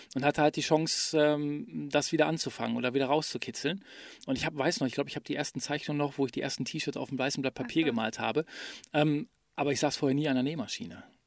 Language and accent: German; Ruhr area, North Rhine-Westphalia, Germany; die Geschichte meiner Heimat zu erzählen. Nämlich die Geschichte des Ruhrgebiets